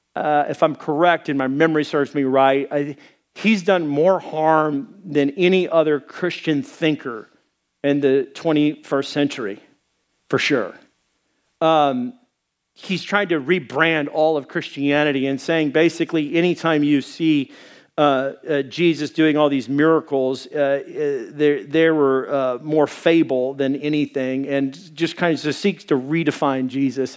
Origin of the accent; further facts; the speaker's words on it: Arkansas, United States; I am from Arkansas